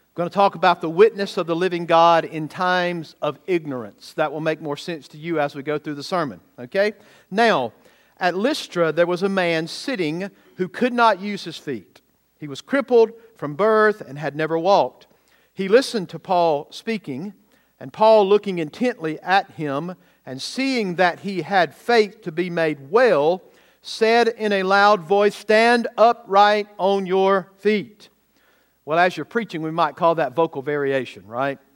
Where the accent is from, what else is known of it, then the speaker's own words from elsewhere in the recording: Bowman, Georgia, United States; what I grew up in in Bowman, Georgia, with only about eight hundred people